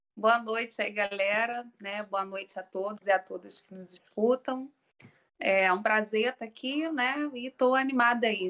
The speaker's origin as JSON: {"language": "Portuguese", "region": "Rio de Janeiro", "country": "Brazil", "accent": "carioca", "said": "eu sou carioca, né? Acho que o sotaque já está deixando bem claro"}